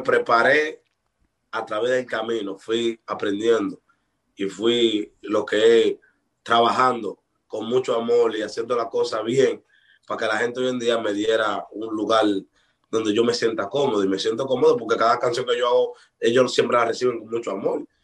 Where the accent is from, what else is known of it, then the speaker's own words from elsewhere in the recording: Dominican Republic; aquí en mi país se trabaja mucho